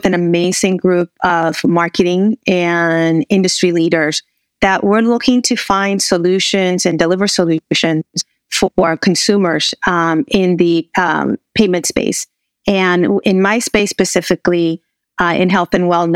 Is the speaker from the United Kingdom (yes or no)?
no; Puerto Rico; moved away as an adult; also born or lived in Texas; now in United States; raised in Puerto Rico, went to university in the U.S., started back my career with GE in Puerto Rico